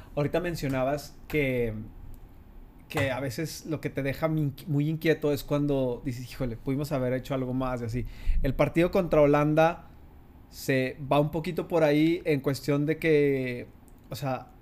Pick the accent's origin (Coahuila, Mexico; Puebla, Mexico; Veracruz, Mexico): Coahuila, Mexico; Torreón; los que somos de Torreón, santistas